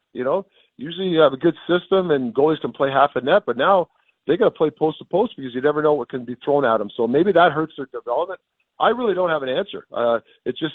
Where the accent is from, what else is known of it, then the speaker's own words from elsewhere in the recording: Canada; also born or lived in United States; I'm a Canadian and an American citizen, but I'm obviously a Canada guy too